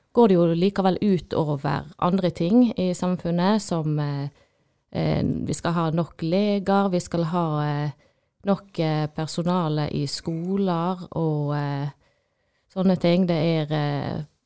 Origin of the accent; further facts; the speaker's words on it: Odda, Vestland, Norway; jeg er jo eh, fra Odda